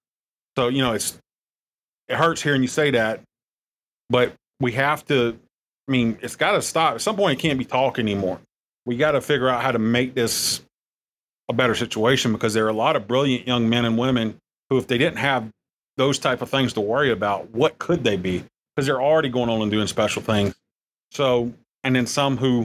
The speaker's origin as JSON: {"language": "English", "region": "South Carolina", "country": "United States", "also_born_or_lived": "Daytona Beach", "moved": "yes", "lives_now": "Harrisburg, United States", "said": "I'm from South Carolina and I was in Daytona Beach"}